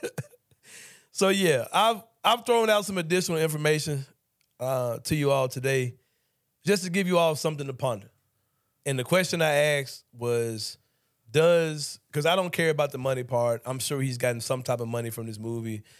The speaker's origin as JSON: {"language": "English", "town": "Memphis", "region": "Tennessee", "country": "United States", "tie": "born or raised there", "said": "I grew up in Memphis as well."}